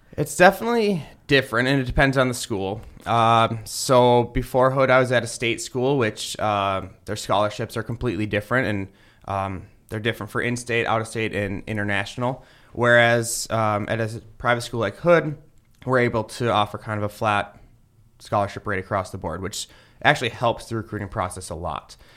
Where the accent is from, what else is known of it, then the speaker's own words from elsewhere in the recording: Roseville, Minnesota, United States; moved away as an adult; also born or lived in Ohio; now in Maryland, United States; I'm originally from Roseville, Minnesota, uh, which is uh, just outside of St. Paul. Uh, grew up there playing hockey, baseball, football